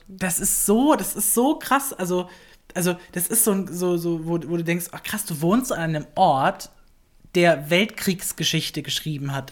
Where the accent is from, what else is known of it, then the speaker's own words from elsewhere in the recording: Baden-Württemberg, Germany; moved away as an adult; now in Berlin, Germany; ich komme ja aus, ein, aus Süddeutschland, ich komme aus Baden-Württemberg